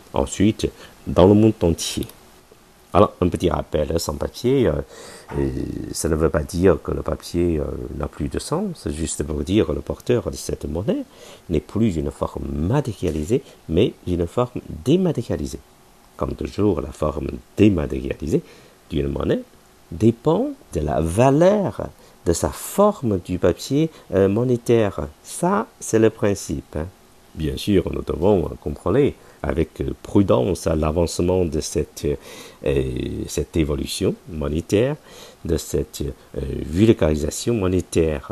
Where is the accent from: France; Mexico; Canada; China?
China; nous, les Chinois